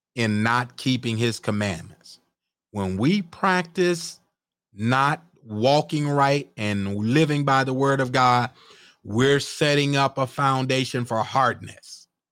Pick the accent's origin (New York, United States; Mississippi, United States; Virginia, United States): Mississippi, United States; I was born and raised in Mississippi.